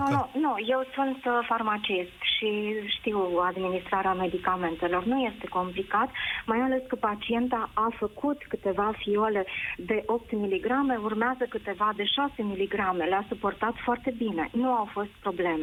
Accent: Câmpulung Moldovenesc, Suceava County, Romania; Sunt din Câmpul Moldovenesc, din Bucovina

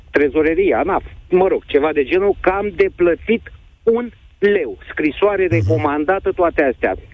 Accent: Tulcea, Tulcea County, Romania; now in Constanța, Romania; eu de țărână sunt din Tulcea.

